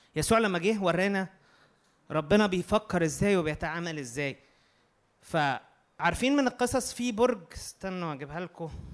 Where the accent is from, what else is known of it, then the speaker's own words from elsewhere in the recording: Egypt; احنا مصريين